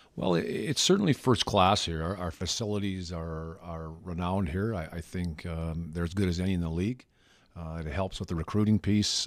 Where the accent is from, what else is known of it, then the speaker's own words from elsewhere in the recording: Melita, Manitoba, Canada; I grew up in Linda, Manitoba, in the Southwest, basically twenty miles from the U S border, twenty miles from the Saskatchewan border